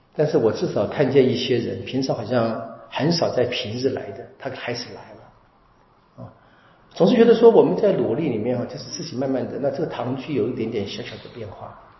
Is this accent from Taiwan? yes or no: yes; Taiwan; 我们台湾人是讲笑语的